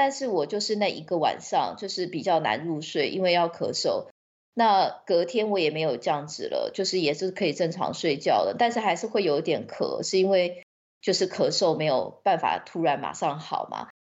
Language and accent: Chinese; Taiwan; now in United Kingdom; 对，因为毕竟我在台湾长大嘛，